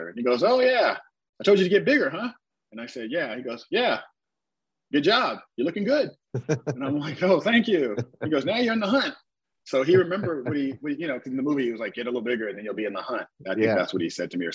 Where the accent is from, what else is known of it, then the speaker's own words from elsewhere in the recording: San Francisco, California, United States; I'm from San Francisco